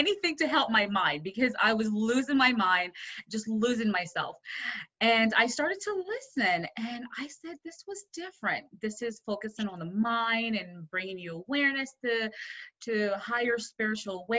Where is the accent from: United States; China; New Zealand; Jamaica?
Jamaica; I was born in Jamaica